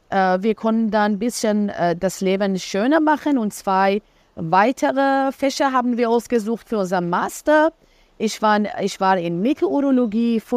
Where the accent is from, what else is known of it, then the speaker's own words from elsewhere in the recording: Iran; also born or lived in Berlin, Germany; wir sind Zwillingsschwestern und wir sind äh, beide in Berlin geboren. Als wir fünf und eineinhalb Jahre waren, sind wir wieder in den Iran zurückgekehrt. Ähm, wir sind aber äh, Perserinnen beide.